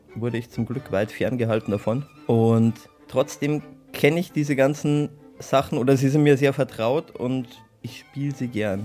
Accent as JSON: {"language": "German", "region": "Bavaria", "country": "Germany", "tie": "born or raised there", "said": "ich bin hier in Bayern aufgewachsen, auf dem Land"}